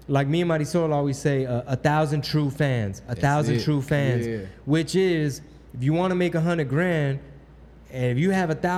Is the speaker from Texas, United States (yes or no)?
yes; Texas, United States; I'm from Texas